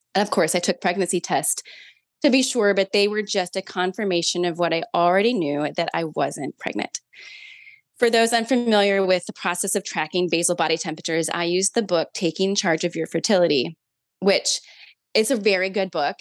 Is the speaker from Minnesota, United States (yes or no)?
yes; Minnesota, United States; now in South Carolina, United States; I'm from Minnesota originally, but I currently live in South Carolina